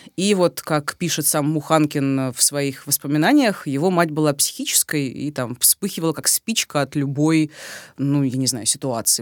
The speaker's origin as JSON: {"language": "Russian", "town": "Rostov-on-Don", "region": "Rostov Oblast", "country": "Russia", "tie": "born or raised there", "said": "на моей малой родине в Ростове-на-Дону"}